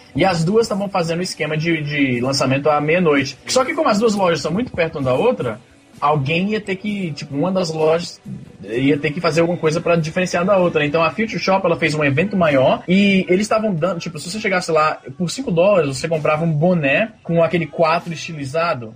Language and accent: Portuguese; Brazil; A gente cresceu no Brasil